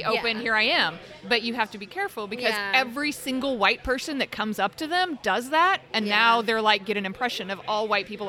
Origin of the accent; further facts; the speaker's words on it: southern Missouri, United States; accent: southern accent; now in Arizona, United States; I'm from southern Missouri.